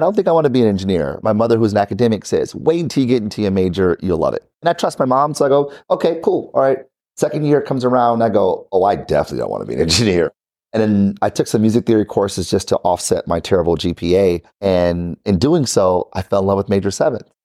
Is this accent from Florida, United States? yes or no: no; Detroit, Michigan, United States; I'm from Detroit, born and raised.